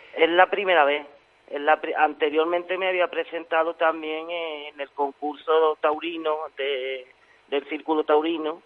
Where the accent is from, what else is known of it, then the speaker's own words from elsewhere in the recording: Osuna, Andalusia, Spain; soy de Osuna